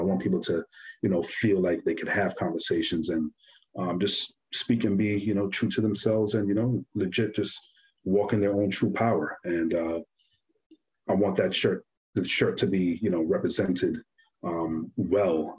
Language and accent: English; New York, United States; growing up in New York